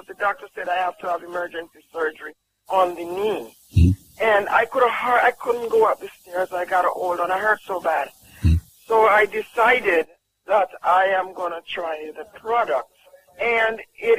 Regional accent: Jamaica; I'm from Jamaica.

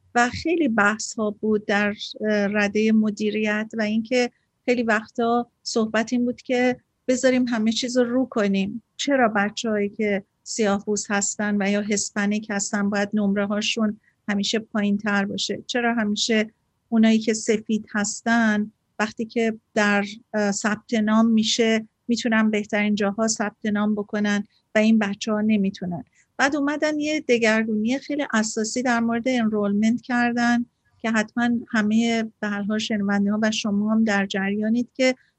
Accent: Iran; now in United States; من ایرانیم

